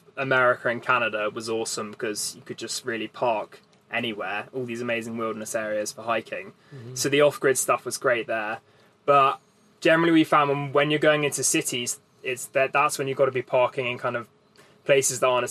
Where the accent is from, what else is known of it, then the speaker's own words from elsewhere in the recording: England, United Kingdom; I'm from the UK, and so England.